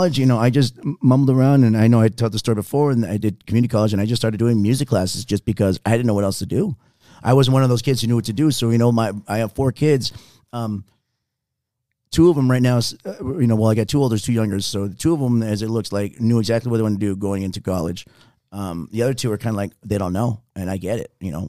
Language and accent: English; Texas, United States; moved away; I'm originally from Texas. And then when I came here, I went to Valley High School, that was because my parents lived in the Green Valley area